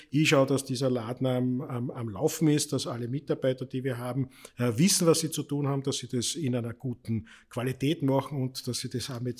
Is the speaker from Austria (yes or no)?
yes; Vienna, Austria; Ich bin ja als typischer Wiener, äh, habe ja Migrationshintergrund.